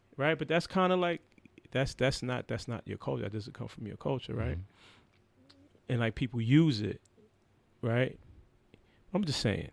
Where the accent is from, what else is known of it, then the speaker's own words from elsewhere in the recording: New York, United States; growing up in New York